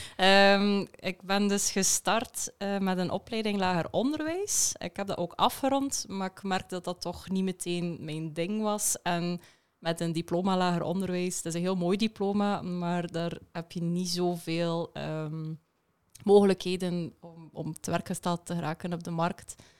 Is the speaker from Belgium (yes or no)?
yes; West Flanders, Belgium; accent: West Flemish; West-Vlaams zal ik alvast ook eh, meegeven. Mijn vlaamse tongval zit er wel tussen